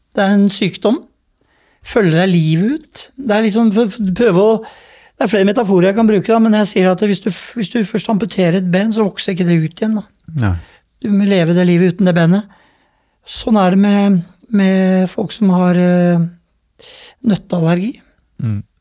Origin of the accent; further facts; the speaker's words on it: Oslo, Norway; Jeg vokste opp i Groruddalen, på Stovner.